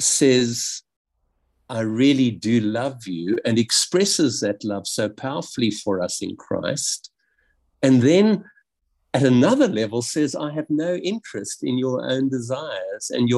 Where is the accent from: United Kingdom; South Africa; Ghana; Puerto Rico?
South Africa; growing up in South Africa and really feeling the weight from a very young age